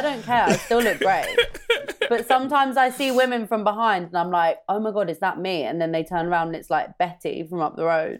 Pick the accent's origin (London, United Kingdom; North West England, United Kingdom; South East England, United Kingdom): London, United Kingdom; I'm from North London